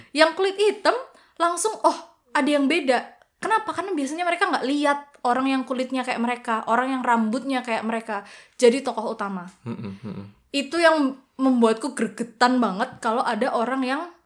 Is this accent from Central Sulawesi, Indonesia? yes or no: no; Central Java, Indonesia; aku yang dari Jawa Tengah